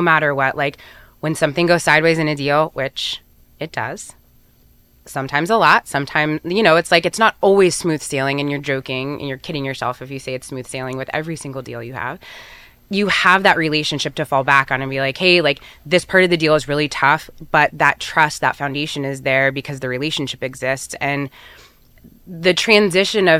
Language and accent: English; Erie, Pennsylvania, United States; moved away; I grew up in Erie